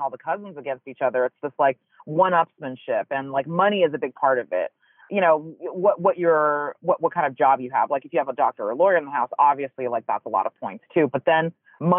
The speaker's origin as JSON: {"language": "English", "town": "Los Angeles", "region": "California", "country": "United States", "tie": "born or raised there", "also_born_or_lived": "China", "said": "I came to LA when I was 4, but then my parents sent me back, like when I was like from 7 to 8"}